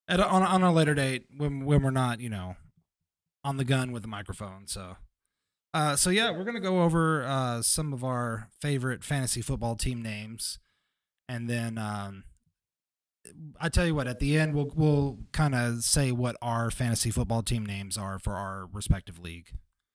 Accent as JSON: {"language": "English", "region": "Kentucky", "country": "United States", "said": "That's, I'm from Kentucky. Of course we did that."}